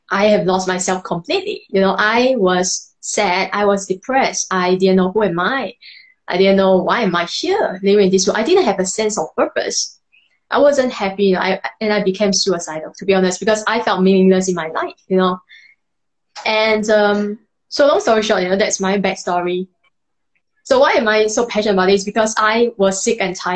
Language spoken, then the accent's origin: English; Malaysia; moved away as an adult; now in Singapore; I'm actually from Malaysia, not Indonesia